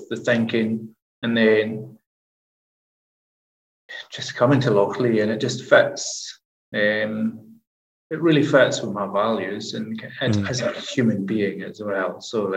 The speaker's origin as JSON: {"language": "English", "region": "Scotland", "country": "United Kingdom", "moved": "yes", "said": "I'm the tutor from the islands"}